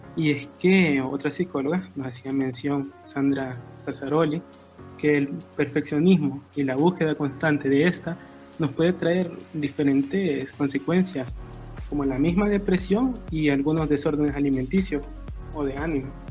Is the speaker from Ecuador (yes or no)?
no; El Salvador; como salvadoreños